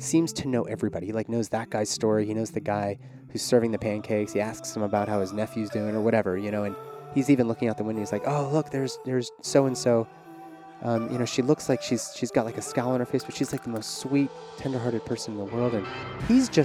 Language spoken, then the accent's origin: English; Pittsburgh, Pennsylvania, United States; moved away; I am recording from Pittsburgh, Pennsylvania, my hometown